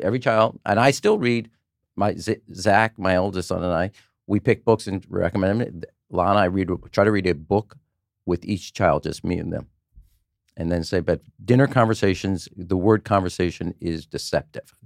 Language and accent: English; Chicago, Illinois, United States; I'm from Chicago